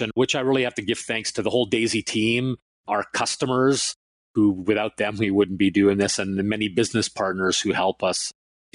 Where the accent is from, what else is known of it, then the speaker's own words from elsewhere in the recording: Canada; also born or lived in Finland / Toronto; I was born in Finland and came to Canada when I was 5 years old